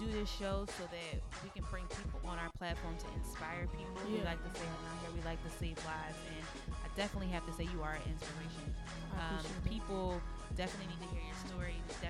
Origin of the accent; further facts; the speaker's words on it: Philadelphia, Pennsylvania, United States; We're from Philly.